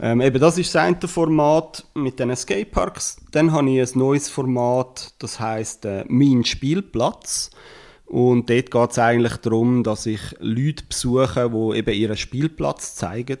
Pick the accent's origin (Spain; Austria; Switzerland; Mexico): Switzerland; wir als Schweizer